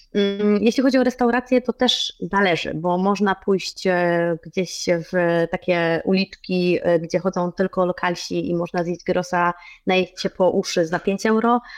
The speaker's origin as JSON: {"language": "Polish", "country": "Poland", "moved": "yes", "lives_now": "Cyprus", "said": "jestem z Polski"}